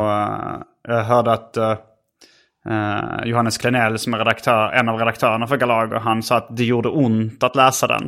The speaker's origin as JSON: {"language": "Swedish", "country": "Sweden", "said": "jag var från Sverige"}